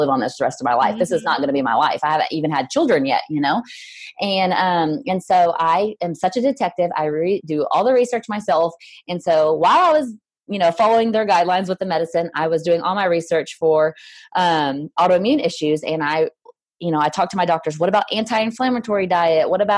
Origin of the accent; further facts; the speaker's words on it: Southern Illinois, United States; moved away as an adult; also born or lived in Mississippi; now in Franklin, United States; I'm from Southern Illinois, small town girl, lived out in the country